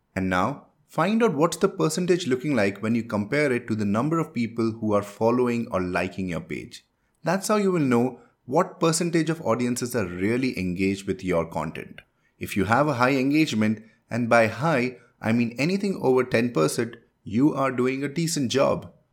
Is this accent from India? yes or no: yes; India; first language Hindi; English is a second language; I am from India and my mother tongue is Hindi.